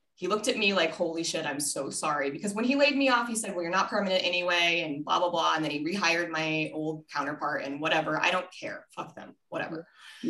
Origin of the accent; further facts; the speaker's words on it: Colorado, United States; also born or lived in Minnesota; I was born in Minnesota and then I moved to Colorado when I was 10